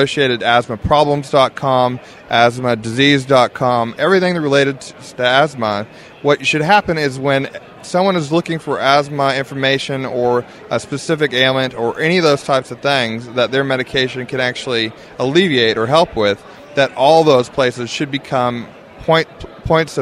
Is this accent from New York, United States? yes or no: no; Seattle, Washington, United States; moved away as an adult; now in Brisbane, Australia; I'm a previous Yank myself, so I came from Seattle, Washington, and went to Australia about 15 years ago.